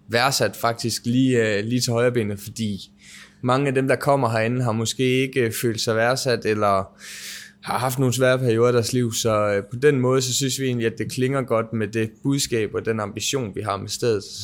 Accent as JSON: {"language": "Danish", "region": "Southern Denmark", "country": "Denmark", "said": "Jeg er fra Sønderjylland, så det er nok derfor"}